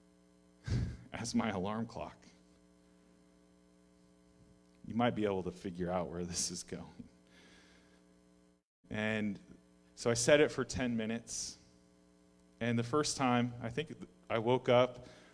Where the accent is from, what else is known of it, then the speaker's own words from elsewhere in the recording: Alaska, United States; moved away; I grew up in Alaska